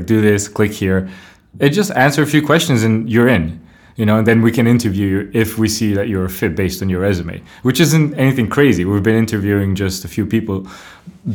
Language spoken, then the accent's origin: English; Plovdiv, Plovdiv Province, Bulgaria; moved away; I was born not in Sofia, in Plovdiv, but I've been going for the last 7 years, every 2-3 years